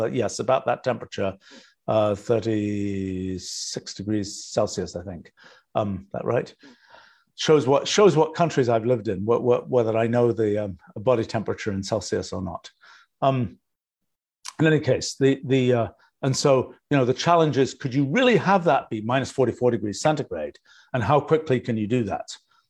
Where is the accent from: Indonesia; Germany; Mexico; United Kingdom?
United Kingdom; England; now in United States; You know, I grew up in England, and I've lived in the US now for, 44 years.